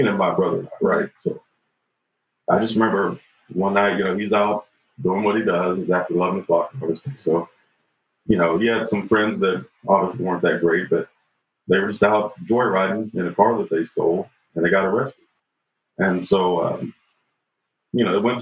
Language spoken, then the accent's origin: English; Chanute, Kansas, United States; also born or lived in Fort Scott, Kansas; We moved from Fort Scott to Chanute, Kansas.